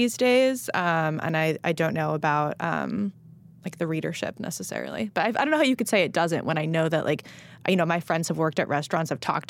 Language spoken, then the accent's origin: English; Los Angeles, California, United States; I grew up in Los Angeles in the Jonathan Gold era